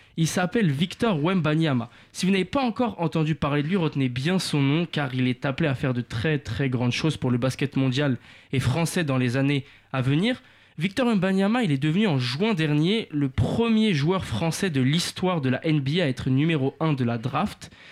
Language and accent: French; France; chez nous en France